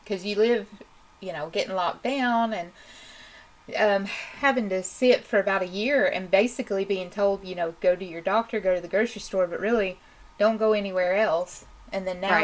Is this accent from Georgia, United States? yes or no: no; Tennessee, United States; proud to be a Tennessean